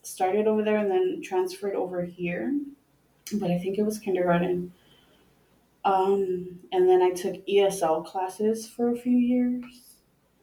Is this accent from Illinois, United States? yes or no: no; Los Angeles, California, United States; also born or lived in Mexico; I liked growing up